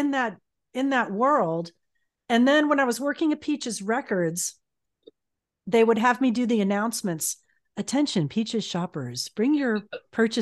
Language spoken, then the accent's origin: English; Miami, Florida, United States; moved away; I did that luckily in my hometown for a while